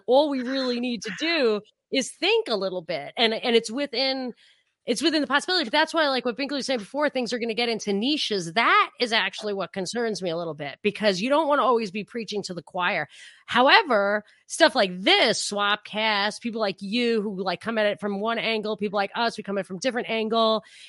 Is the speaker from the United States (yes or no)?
yes; New York, United States; No, I'm from Rockland County.